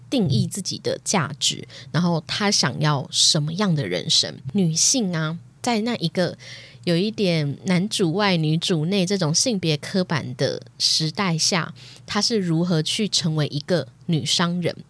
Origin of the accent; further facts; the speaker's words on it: Hakka Hailu-speaking, Hsinchu County, Taiwan; accent: Hailu Hakka; 我本身小时候成长的环境呢，就是讲着海陆腔长大的